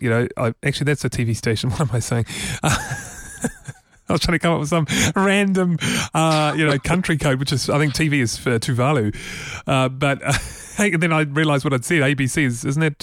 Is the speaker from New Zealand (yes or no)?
yes; Auckland, New Zealand; when I was a little boy growing up in Auckland